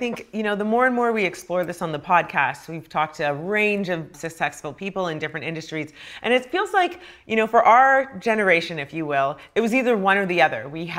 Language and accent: English; Canada; I grew up in Canada, so I feel like I really missed out on that.